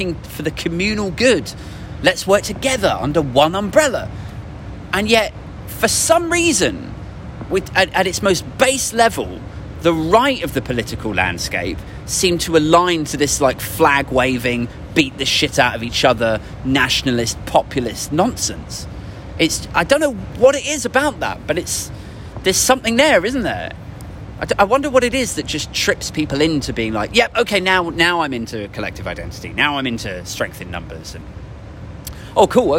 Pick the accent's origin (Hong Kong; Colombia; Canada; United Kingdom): United Kingdom; we're British